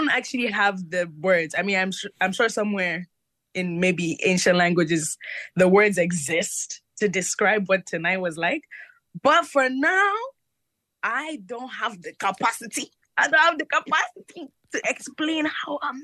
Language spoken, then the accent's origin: English; Nigeria; I'm Nigerian